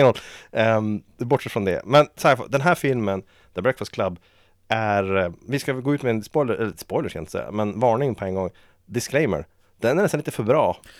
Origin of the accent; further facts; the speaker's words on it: Vilhelmina, Västerbotten County, Sweden; moved away; i Vilhelmina där jag växte upp